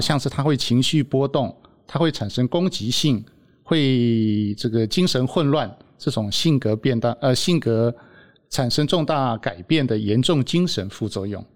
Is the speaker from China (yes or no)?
no; Taiwan; 我们台湾人的看法